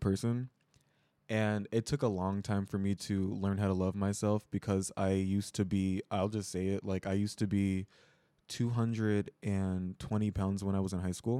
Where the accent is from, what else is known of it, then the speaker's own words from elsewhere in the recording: Chicago, Illinois, United States; moved away as an adult; now in Seoul, South Korea; I am from Chicago, Illinois, U S